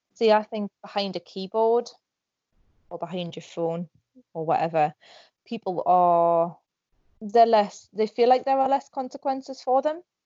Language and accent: English; Northumberland, North East England, United Kingdom; I'm from Northumberland in England.